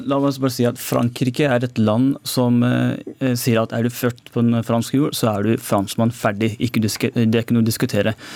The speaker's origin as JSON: {"language": "Norwegian", "country": "Norway", "tie": "born or raised there", "said": "jeg, er født i Norge eh, med innvandrerforeldre, men jeg føler meg som nordmann"}